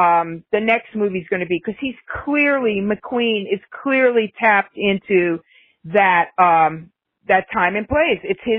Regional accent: United States; We grew up in the United States.

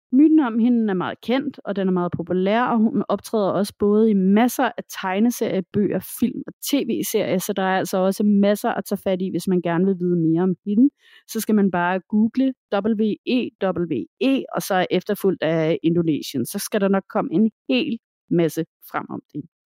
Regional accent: Denmark; hjemme i Danmark

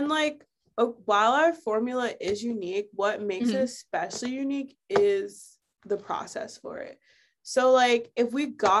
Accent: South Florida, United States; moved away as an adult; now in Brooklyn, United States; I grew up in Florida

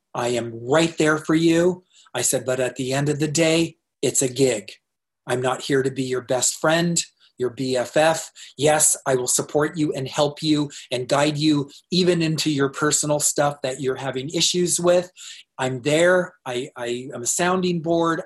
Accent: Tempe, Arizona, United States; also born or lived in North Dakota; I'm from Arizona, and uh, in Tempe

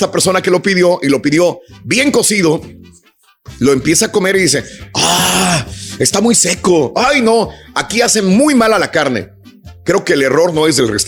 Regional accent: Mexico; now in United States; yo cuando llegué de México acá a los Estados Unidos venía comiendo, pues carbón, eso es lo que comía

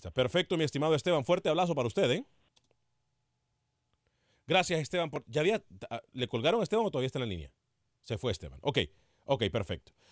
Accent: El Salvador; El Salvador, El Salvador.

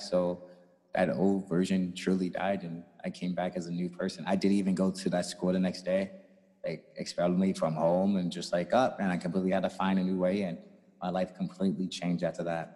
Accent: St. Louis, Missouri, United States; I'm also from St. Louis, Missouri.

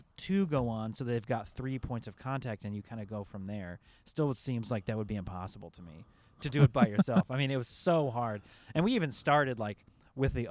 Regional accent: Seattle, Washington, United States; moved away; I'm from the Seattle area

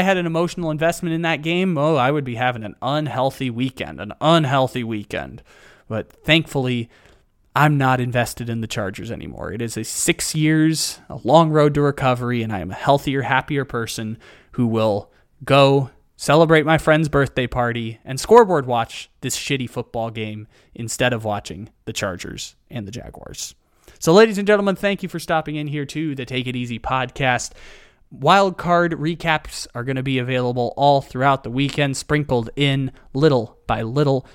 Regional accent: San Diego, California, United States; my hometown of San Diego

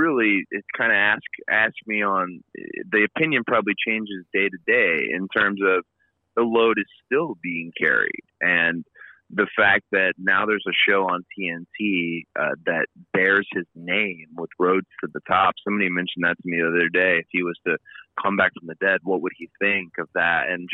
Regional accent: Marietta, Georgia, United States; also born or lived in Florida; I grew up in Marietta, Georgia, but we always end up trekking back, and I've lived everywhere in Florida as well

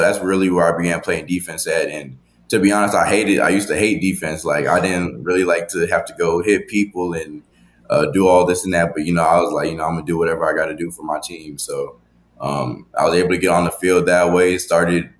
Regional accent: Texas, United States

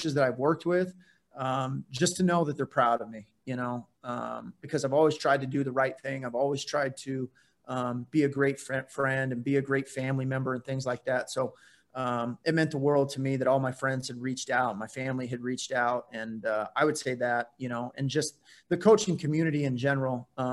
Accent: Phoenix, Arizona, United States; now in Portland, United States; I'm from Phoenix

